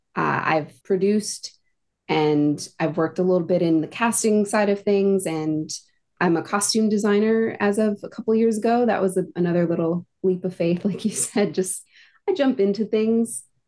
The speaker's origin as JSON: {"language": "English", "town": "Phoenix", "region": "Arizona", "country": "United States", "tie": "born or raised there", "moved": "as an adult", "lives_now": "New York City, United States", "said": "I grew up in Phoenix, Arizona"}